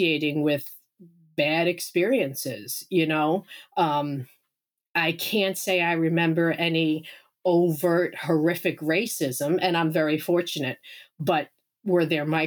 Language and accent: English; Long Island, New York, United States; also born or lived in Incheon, South Korea / Vermont; now in Maine, United States; I was raised on Long Island, New York, and lived there, moved around a lot as a child, mostly on Long Island